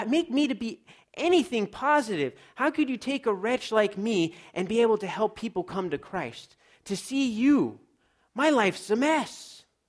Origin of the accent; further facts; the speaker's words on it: Los Angeles, California, United States; I grew up in Los Angeles, so I was a city kid